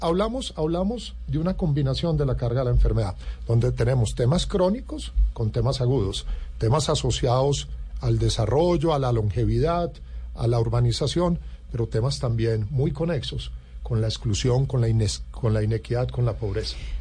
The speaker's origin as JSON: {"language": "Spanish", "country": "Colombia", "said": "como colombiano"}